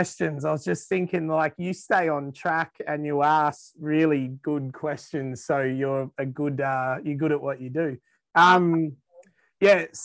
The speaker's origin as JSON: {"language": "English", "country": "Australia", "said": "We might be weird down here"}